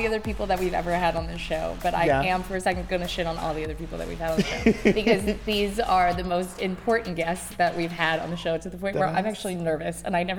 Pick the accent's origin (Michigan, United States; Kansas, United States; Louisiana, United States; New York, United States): Michigan, United States; I'm from Michigan.